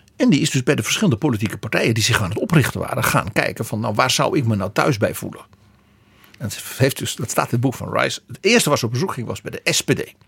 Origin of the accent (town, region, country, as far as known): Netherlands